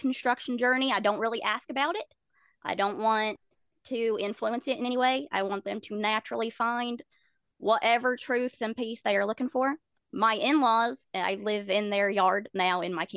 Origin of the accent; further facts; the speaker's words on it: the Bible Belt, United States; I grew up in the Bible Belt